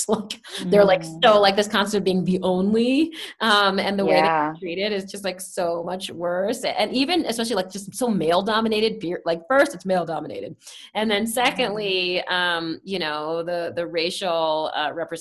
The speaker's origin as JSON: {"language": "English", "town": "Washington", "region": "District of Columbia", "country": "United States", "tie": "born or raised there", "also_born_or_lived": "San Francisco", "moved": "yes", "lives_now": "Denver, United States", "said": "I grew up in Washington, D.C., concrete jungle"}